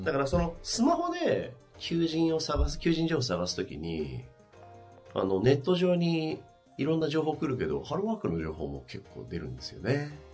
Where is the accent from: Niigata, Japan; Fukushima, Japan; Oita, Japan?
Niigata, Japan; Tsubame-Sanjo; 僕のふるさとの新潟県燕三条